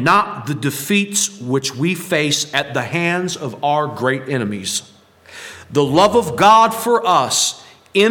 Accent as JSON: {"language": "English", "country": "United States", "said": "especially as Americans"}